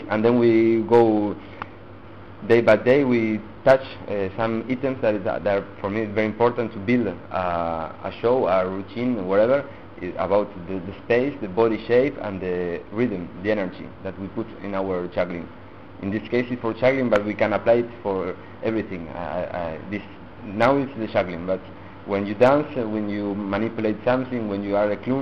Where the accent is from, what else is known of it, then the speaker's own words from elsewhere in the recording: Argentina; English is a second language; moved away as an adult; also born or lived in Italy; now in France; I was born in Argentina, but my parents are Italian. I live in French, so it's a little mix